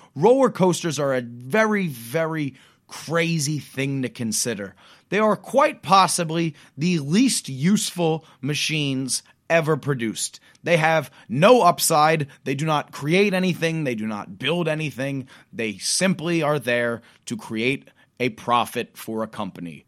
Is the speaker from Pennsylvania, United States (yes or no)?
yes; Pennsylvania, United States; My home state of Pennsylvania